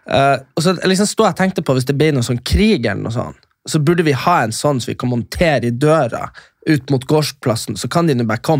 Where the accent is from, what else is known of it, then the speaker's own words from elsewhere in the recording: Fauske to Narvik, Nordland, Norway; Fauske til Narvik, det er der jeg er fra.